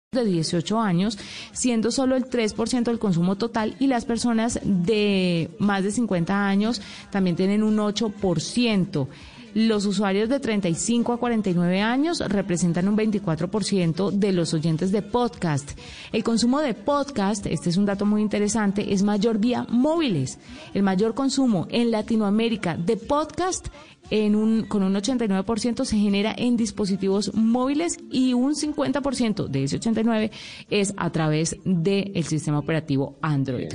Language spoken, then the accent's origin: Spanish; Medellín, Antioquia, Colombia; born or raised there; also born or lived in Sonsón